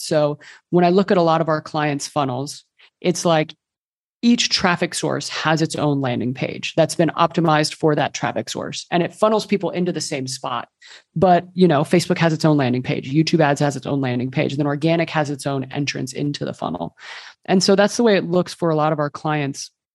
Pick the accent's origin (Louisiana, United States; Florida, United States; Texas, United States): Texas, United States; moved away as an adult; also born or lived in Colombia; now in Barcelona, Spain; I'm originally from Texas, but I moved here a few years ago